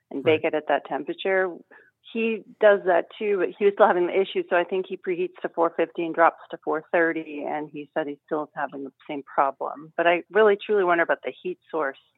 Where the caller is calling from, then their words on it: Sherwood, Oregon, United States; Sherwood, Oregon.